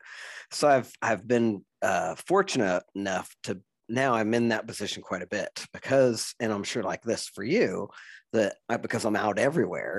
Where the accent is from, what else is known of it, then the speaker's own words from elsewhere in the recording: Southeast Kansas, United States; now in Lawrence, United States; I'm from Southeast Kansas and Lawrence is the only place in Kansas I can live